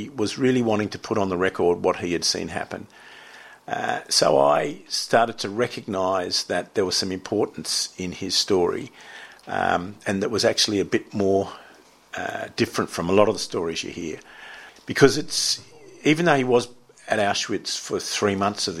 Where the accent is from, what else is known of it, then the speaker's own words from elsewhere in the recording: Sydney, New South Wales, Australia; when I was growing up in Narrabeen, in the surfing, sailing culture of Narrabeen